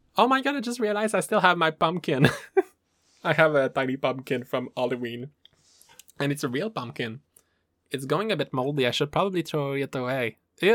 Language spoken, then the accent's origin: English; Canada; I am from the Maple Land, A K A Canada